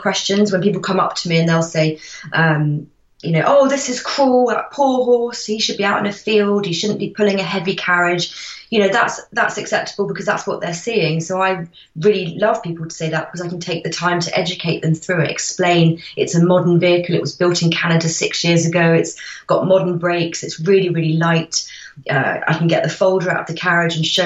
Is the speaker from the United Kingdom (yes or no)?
yes; Windsor, South East England, United Kingdom; I grew up in Windsor Great Park, and I went to the village school in Windsor Great Park